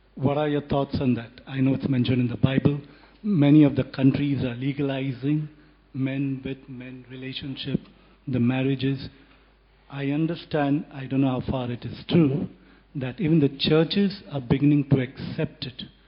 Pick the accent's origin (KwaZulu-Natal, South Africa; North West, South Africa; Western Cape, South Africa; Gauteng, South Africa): Western Cape, South Africa; I'm from the Western Cape